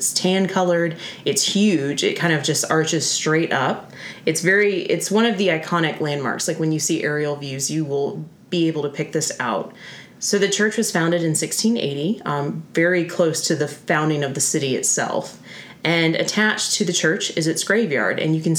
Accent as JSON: {"language": "English", "region": "upstate South Carolina", "country": "United States", "tie": "born or raised there", "also_born_or_lived": "Charleston, South Carolina", "moved": "as an adult", "said": "It is my hometown. I grew up technically in the upstate of South Carolina, but moved down for college and stayed until we met, got married, and then moved out."}